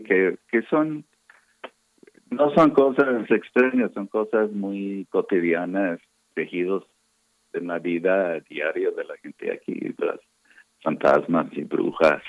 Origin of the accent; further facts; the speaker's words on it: Texas, United States; Spanish is a second language; moved away as an adult; also born or lived in California; now in Oaxaca, Mexico; yo crecí en Texas